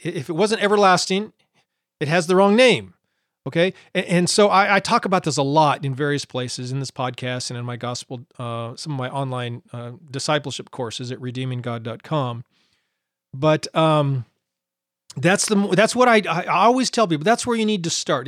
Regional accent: Montana, United States; I grew up in Montana

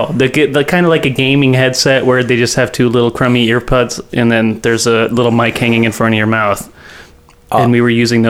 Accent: Ukiah, California, United States; I'm both from Ukiah, California, born and raised.

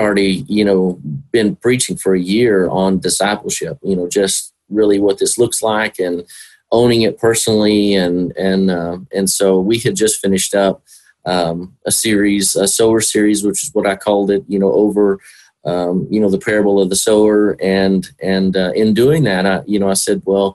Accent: Whitharral, Texas, United States; I grew up with them in Whitharrow

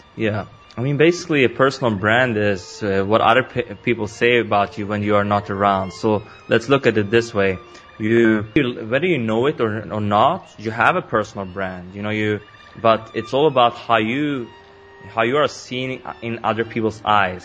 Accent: Sweden; I was born and raised in Sweden. Now I live in Stockholm.

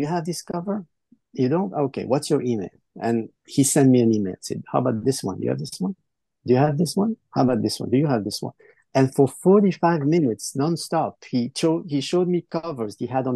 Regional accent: Brussels, Brussels-Capital Region, Belgium; Brussels, my hometown

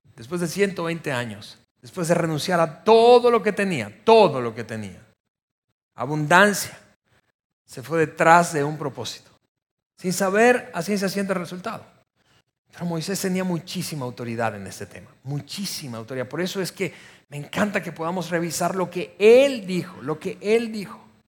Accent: Venezuela; moved away as an adult; somos extranjeros y particularmente descubriendo que somos venezolanos

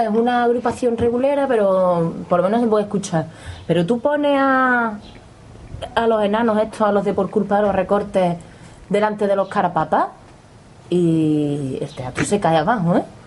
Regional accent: Córdoba, Andalusia, Spain; nosotras que somos de Córdoba

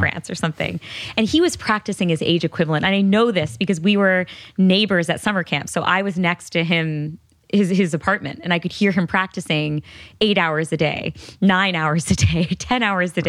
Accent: Connecticut, United States; I grew up in Connecticut.

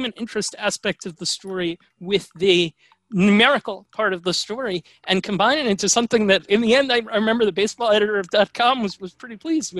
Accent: New York City, New York, United States; I grew up in New York City in the Upper East Side of Manhattan. I'm a product of the New York City public school system.

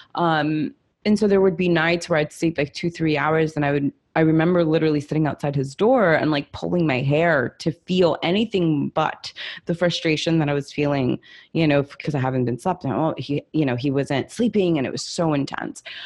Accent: Los Angeles, California, United States; also born or lived in Italy; I'm Italian. I'm an immigrant. I grew up in Hollywood

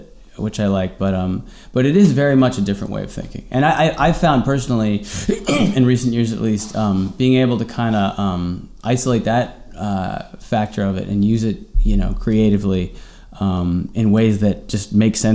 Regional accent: New York City, New York, United States; I grew up here in New York. I had, you know, great parents

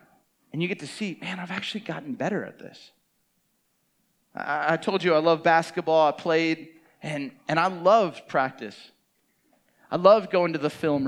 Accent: Camarillo, California, United States; I grew up in Camarillo, Ventura County, 805

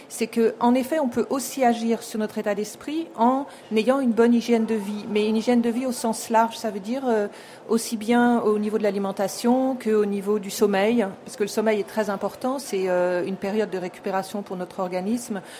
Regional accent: Japan; Du Japon.

